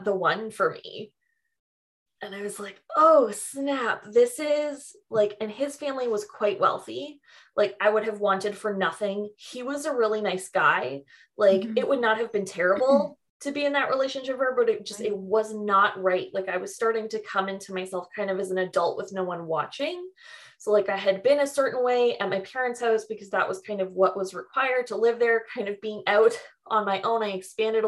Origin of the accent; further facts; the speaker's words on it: Mississauga, Ontario, Canada; now in Toronto, Canada; I moved from Mississauga